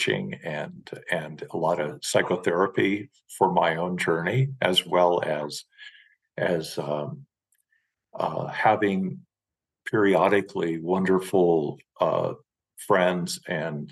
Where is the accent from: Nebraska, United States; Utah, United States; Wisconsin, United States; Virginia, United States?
Nebraska, United States; Western; moved away; my emotional, spiritual, and physical background is in Western Nebraska. Very prairie oriented and of course rural